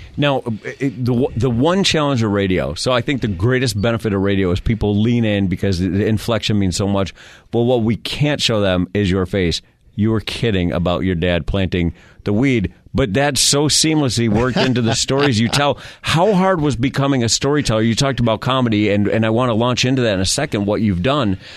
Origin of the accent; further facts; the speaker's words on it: Rochester, New York, United States; moved away; I'm from Rochester, New York